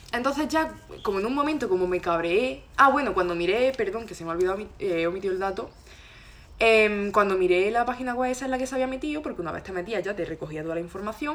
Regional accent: Loja, Andalusia, Spain; moved away as an adult; now in Granada, Spain; soy de Loja. Ahora he venido aquí a Granada a estudiar

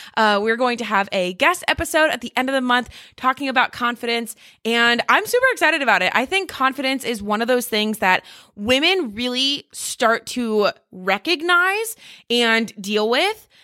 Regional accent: Ohio, United States; moved away as an adult; also born or lived in New Jersey / Texas; now in Charleston, United States; we grew up in Ohio

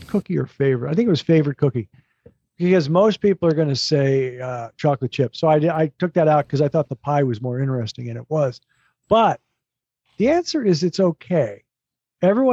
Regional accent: Minneapolis, Minnesota, United States; moved away as an adult; also born or lived in San Francisco / Hartford; I grew up in Minnesota in the Twin Cities

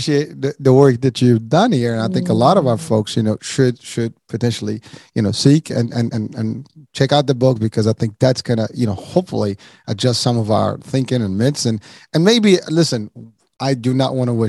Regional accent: Morocco; moved away; I'm originally from Morocco

